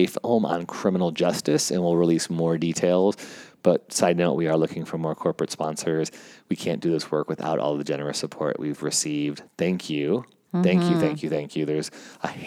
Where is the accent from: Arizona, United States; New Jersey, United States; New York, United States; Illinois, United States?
Illinois, United States; Chicago; now in California, United States; I'm from Chicago